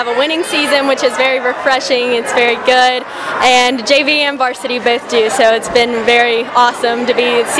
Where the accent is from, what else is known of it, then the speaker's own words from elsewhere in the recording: Ripley, West Virginia, United States; My hometown of Ripley